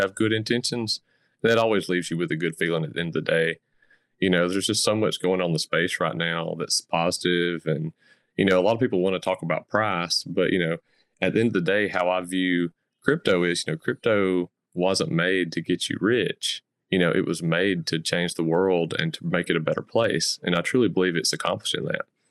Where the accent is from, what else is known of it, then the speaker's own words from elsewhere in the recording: the South, Southern United States, United States; accent: Southern; I grew up in the South and, um, I call the South my home